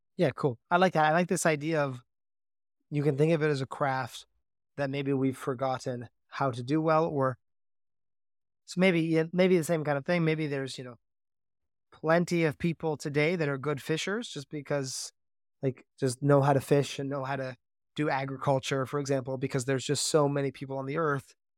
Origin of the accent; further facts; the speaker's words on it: Canada; growing up in Canada